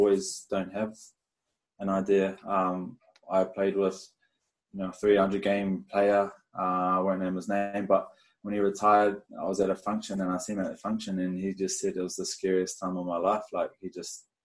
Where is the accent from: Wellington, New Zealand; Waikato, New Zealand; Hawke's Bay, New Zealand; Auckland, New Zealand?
Wellington, New Zealand; Lower Hutt; now in Brisbane, Australia; I was born in Lower Hutt, Wellington. Family of four, had one older brother, and just rugby union crazy.